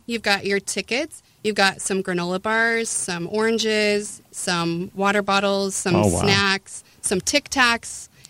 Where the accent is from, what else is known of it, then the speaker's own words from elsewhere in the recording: Grand Junction, Colorado, United States; moved away as an adult; now in Southern Utah, United States; I was born in Grand Junction, married a military guy right out of high school, kind of moved all over, ended up in Colorado Springs, and then I moved here because my folks lived here when I got divorced.